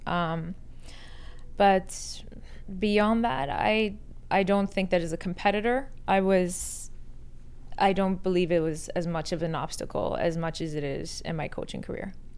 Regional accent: Canada; born or raised there; also born or lived in Iran

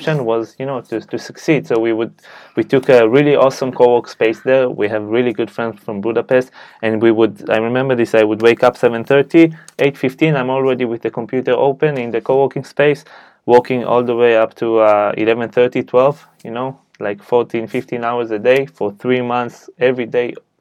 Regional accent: Israel; moved away; I'm from Israel

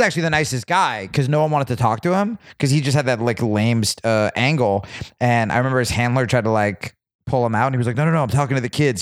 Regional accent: New Jersey, United States; I grew up in Jersey

